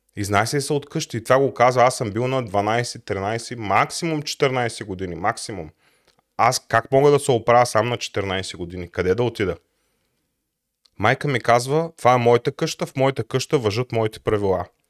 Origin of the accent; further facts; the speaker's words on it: Plovdiv, Plovdiv Province, Bulgaria; Роден съм в Пловдив през 1983 година